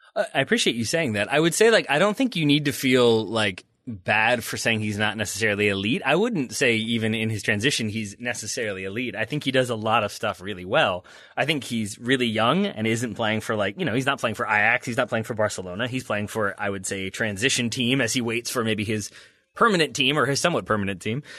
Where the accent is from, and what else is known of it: United States